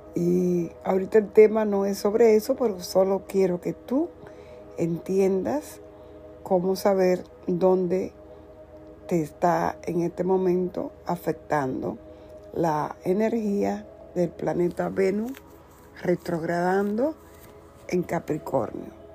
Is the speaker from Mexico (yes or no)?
no; Dominican Republic; soy de la República Dominicana